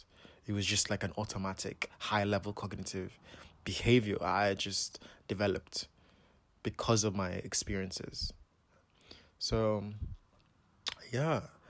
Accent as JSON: {"language": "English", "country": "Nigeria", "also_born_or_lived": "Scotland", "accent": "Nigerian", "said": "But whenever I went back to Nigeria for my to continue my studies, my Nigerian accent would just come out"}